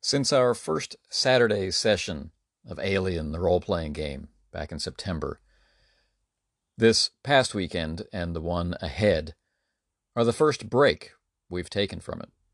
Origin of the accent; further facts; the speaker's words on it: Canada; As a Canadian